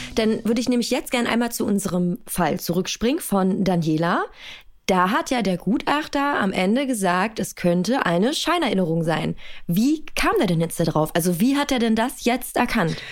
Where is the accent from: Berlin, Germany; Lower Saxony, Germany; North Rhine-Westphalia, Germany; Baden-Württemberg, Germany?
Berlin, Germany; ich bin in Berlin-Hunschenhausen aufgewachsen